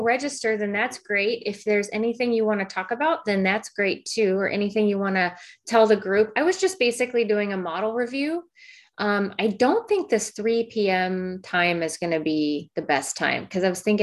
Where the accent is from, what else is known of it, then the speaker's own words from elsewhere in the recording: Midwest, United States; I grew up in the Midwest.